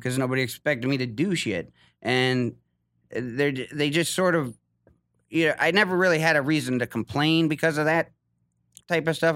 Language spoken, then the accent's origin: English; Ohio, United States; moved away as an adult; I'm from Ohio.